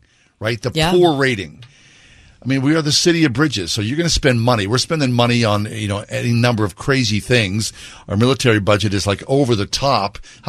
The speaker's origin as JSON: {"language": "English", "town": "Pittsburgh", "region": "Pennsylvania", "country": "United States", "tie": "born or raised there", "said": "I grew up in Frick Park."}